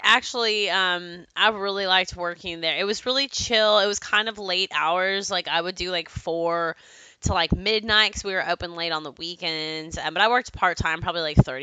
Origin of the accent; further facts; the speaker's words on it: Plano, Texas, United States; growing up in Plano, Texas